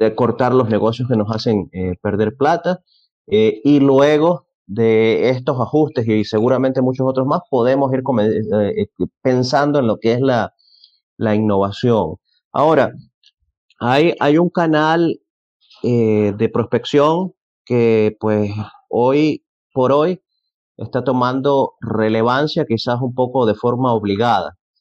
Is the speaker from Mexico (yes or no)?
no; Venezuela; yo soy venezolano, en Venezuela se suele decir